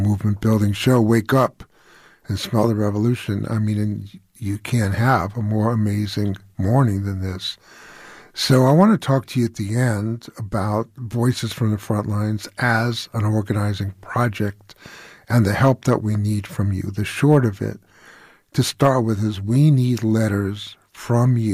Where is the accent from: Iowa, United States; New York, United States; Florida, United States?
New York, United States; New York City; now in Los Angeles, United States; I'm a Jew from Brooklyn who's worked in the black community most of my life